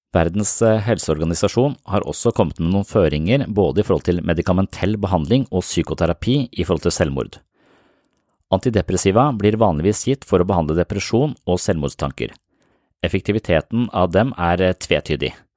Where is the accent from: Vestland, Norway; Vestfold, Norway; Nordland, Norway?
Vestfold, Norway; Nøtterøy; der jeg vokste opp, på Nøtterøy